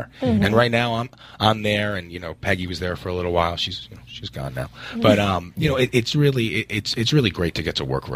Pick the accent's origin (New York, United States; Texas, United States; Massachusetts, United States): New York, United States; I'm from New York, so okay, I did theater. I did theater growing up